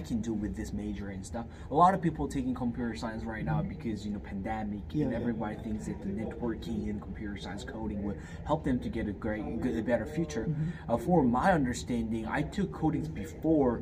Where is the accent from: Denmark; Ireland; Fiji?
Fiji; also born or lived in South Korea; now in Hawaii, United States; I was raised in Fiji. But I was born in Korea and I'm Korean